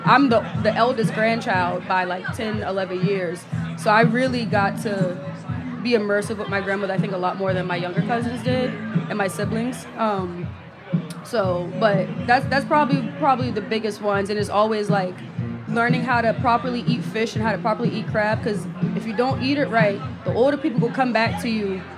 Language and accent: English; Charleston, South Carolina, United States; You know, I'm from Charleston again, so we eat a lot of rice.